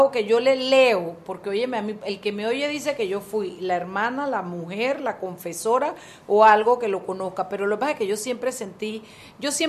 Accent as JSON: {"language": "Spanish", "country": "Panama", "said": "como un panameño que tenga dos dedos de frente y un real de autoestima puede sentirse"}